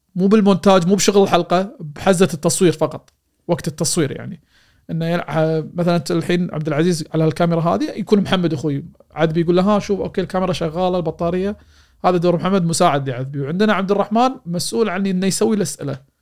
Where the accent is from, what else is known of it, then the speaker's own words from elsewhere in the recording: Kuwait; في دوله الكويت بديرتي